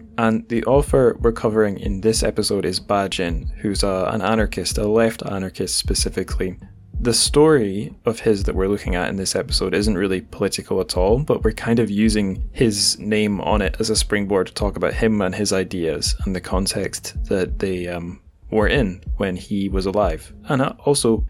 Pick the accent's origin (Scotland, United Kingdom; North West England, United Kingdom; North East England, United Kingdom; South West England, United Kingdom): Scotland, United Kingdom; now in England, United Kingdom; my home country of Scotland